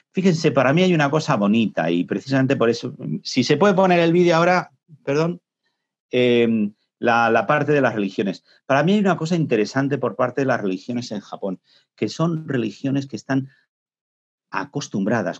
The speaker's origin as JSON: {"language": "Spanish", "country": "Spain", "said": "nosotros en España"}